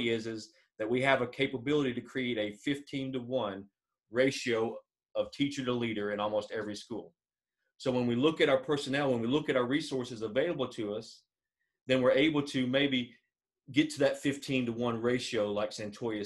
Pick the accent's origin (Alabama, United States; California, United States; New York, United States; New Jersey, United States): Alabama, United States; I'm from Alabama